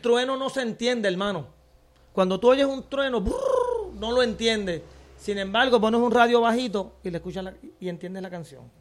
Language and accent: Spanish; Puerto Rico; yo soy de aquí